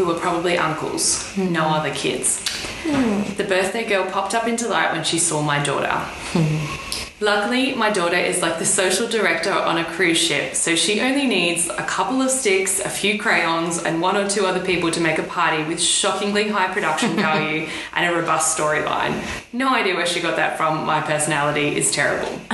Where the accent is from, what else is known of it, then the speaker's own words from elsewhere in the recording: Australia; we're Australian. We grew up in the sun.